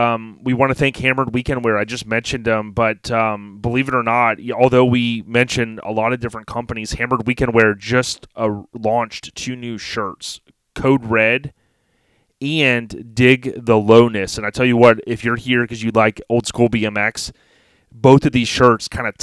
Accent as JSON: {"language": "English", "region": "Florida", "country": "United States", "said": "I'm from Florida"}